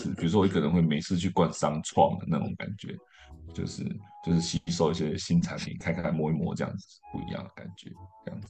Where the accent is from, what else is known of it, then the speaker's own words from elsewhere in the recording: Hualien, Hualien County, Taiwan; 我的认同就是我是花莲长大的，然后花莲这这块地方虽然说一直在变，然后我可能就越来越不熟，但是花莲还是我故乡，我还是会说自己是花莲人，这样子跑不掉。